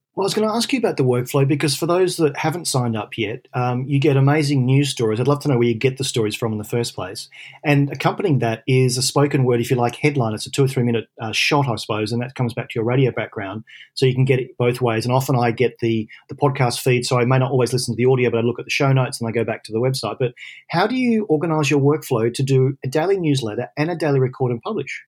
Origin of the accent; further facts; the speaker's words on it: Australia; now in London, United Kingdom; I'm an Aussie in London.